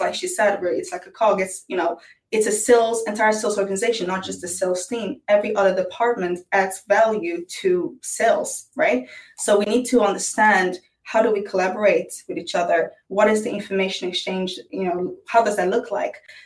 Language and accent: English; Netherlands; moved away; I'm from Holland